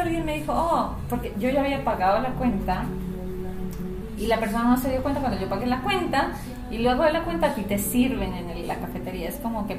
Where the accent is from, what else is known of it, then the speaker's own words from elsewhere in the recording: Colombia; also born or lived in Ecuador / United States; now in Chile; yo nací en Ecuador, criada en Colombia, mayor parte de mi vida, Estados Unidos y Chile.